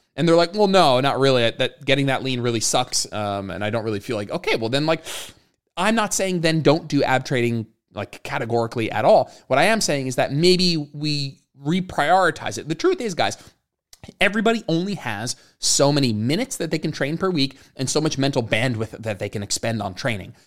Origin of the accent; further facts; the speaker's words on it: New Jersey, United States; moved away as an adult; also born or lived in Austin, Texas; now in Raleigh, United States; both Jenna and I grew up in New Jersey